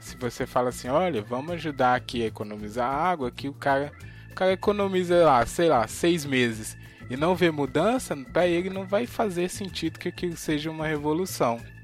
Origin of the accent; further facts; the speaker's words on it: Brazil; somos brasileiros